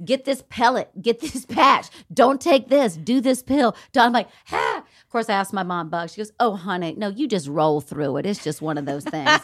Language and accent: English; the South, United States; accent: Southern; moved away; I'm from the South